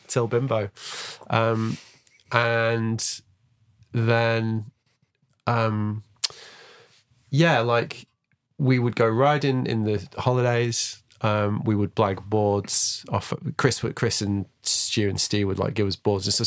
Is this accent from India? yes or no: no; Manchester, North West England, United Kingdom; I grew up in Manchester